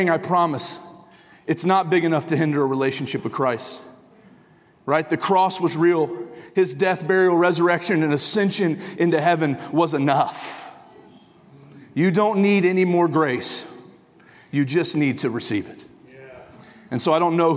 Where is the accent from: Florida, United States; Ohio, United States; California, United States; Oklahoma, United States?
Oklahoma, United States; Tulsa; moved away as an adult; also born or lived in northern Michigan / Hays, Kansas; now in Michigan, United States; I live in northern Michigan, but I am from Tulsa, Oklahoma.